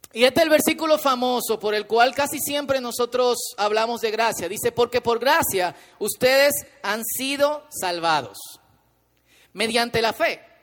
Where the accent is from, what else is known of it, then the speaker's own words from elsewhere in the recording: Dominican Republic; somos dominicanos